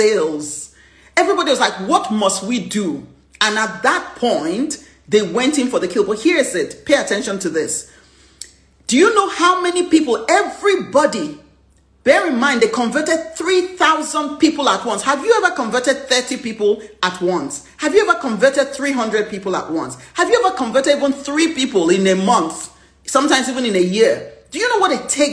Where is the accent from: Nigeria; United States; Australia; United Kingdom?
Nigeria; my flair of being a Nigerian.